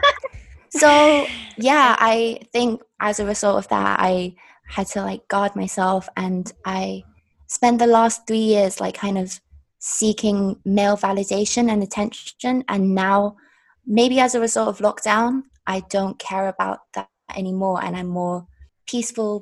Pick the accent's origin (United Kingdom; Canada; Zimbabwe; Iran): United Kingdom; London; also born or lived in China; my family are from Hong Kong. I was born in China, and I was raised in London.